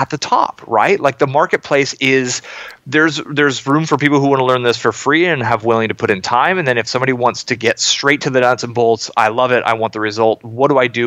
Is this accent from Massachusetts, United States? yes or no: no; Silicon Valley, Bay Area, California, United States; I grew up in Silicon Valley in the Bay Area through the dot-com boom